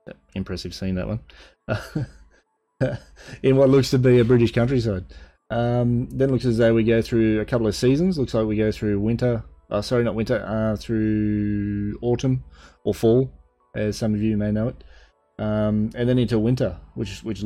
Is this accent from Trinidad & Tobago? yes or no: no; Australia; Being Australian myself